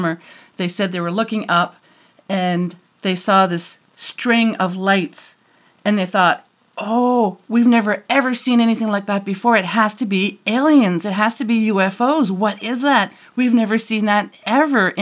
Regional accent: New Brunswick, Canada; also born or lived in Alberta; now in Ontario, Canada; I was born and raised in New Brunswick, now in Ontario, but New Brunswick

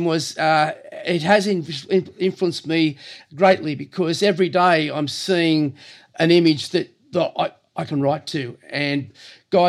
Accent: Cronulla, New South Wales, Australia; also born or lived in Lilli Pilli / Woolooware; I was born and bred in Cronulla, born in 54. And I grew up in Lillipilli, and we moved to Woolaware

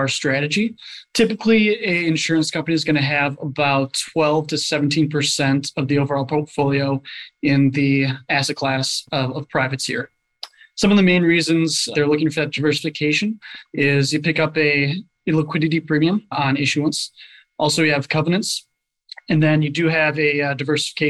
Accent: Bloomington, Minnesota, United States; I'm from Bloomington, Minnesota, originally

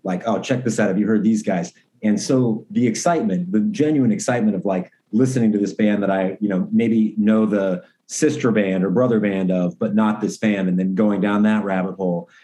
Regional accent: Portland, Oregon, United States; growing up in Portland

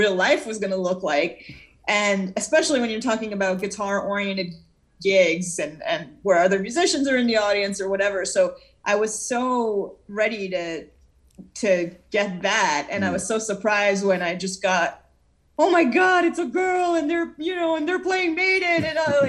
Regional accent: Israel; now in United States; growing up in Israel, I heard a lot of Middle Eastern-influenced music

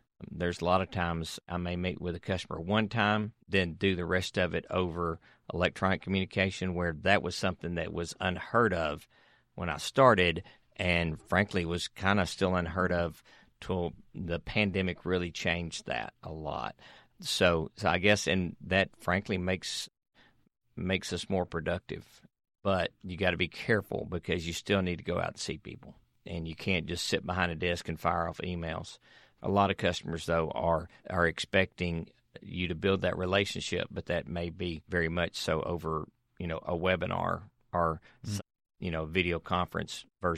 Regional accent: Tennessee, United States; I was raised in right outside of Nashville.

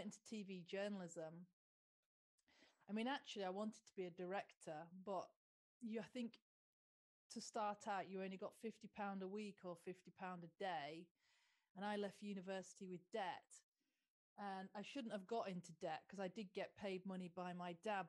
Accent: Lincolnshire, East Midlands, United Kingdom; because I'm from Lincolnshire

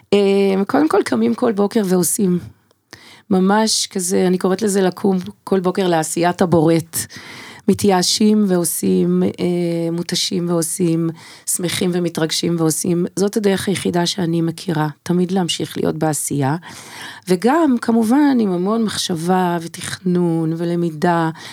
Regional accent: Israel; also born or lived in United States; מילדותי בקיבוץ

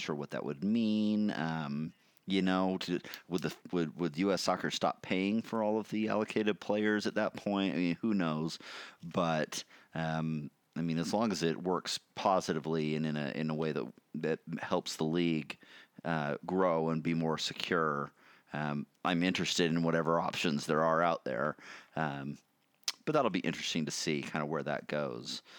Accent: United States; I'm American

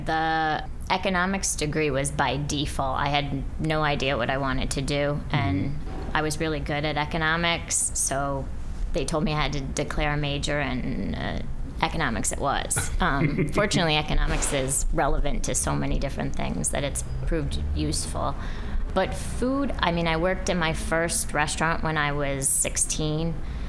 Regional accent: New York, United States; But I grew up in Dutchess County in the along the Hudson River Valley.

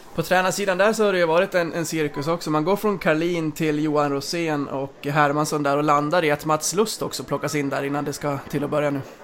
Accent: Mora, Dalarna County, Sweden; jag är född och uppvuxen i Mora

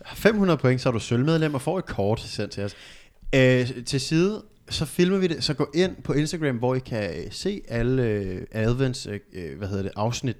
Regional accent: Albertslund, Capital Region of Denmark, Denmark; Vi er tre søskende fra Albertslund

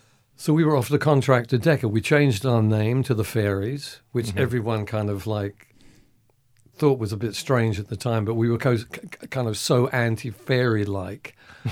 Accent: Colchester, East of England, United Kingdom; That was in Colchester, my hometown.

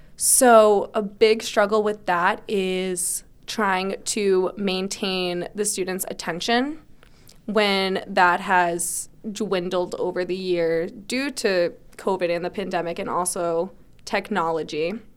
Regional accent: Barnstable, Massachusetts, United States; also born or lived in Springfield, Massachusetts; I'm from Barnstable. So I was actually born in Springfield, Mass, so I'm not technically a native, but I consider it because I moved here when I was one, but I've lived in Barnstable my whole life

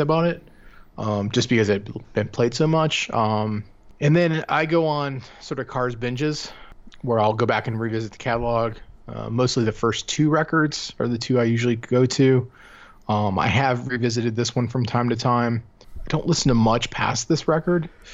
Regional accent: Cleveland, Ohio, United States; growing up in Cleveland

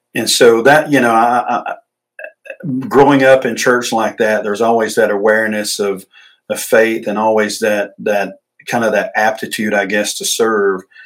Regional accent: Emerson, Georgia, United States; I grew up in Emerson, Georgia

